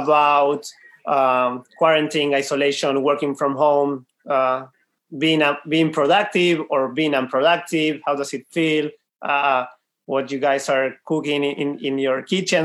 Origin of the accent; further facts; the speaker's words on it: Argentina; now in Tel Aviv, Israel; and also from Argentina. I think you might have heard from our accents.